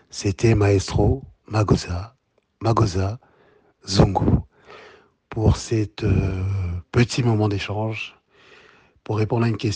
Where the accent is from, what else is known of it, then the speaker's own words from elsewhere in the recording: DR Congo; moved away; also born or lived in Europe; 20 ans après, je suis rentré dans mon pays natal, l'RDC, j'étais à Kinshasa